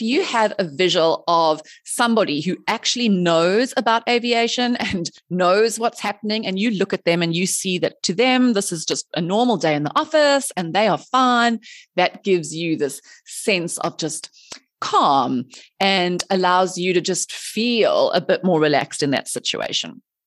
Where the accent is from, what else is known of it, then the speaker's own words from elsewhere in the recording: South Africa; moved away as an adult; also born or lived in Dubai; I am originally from South Africa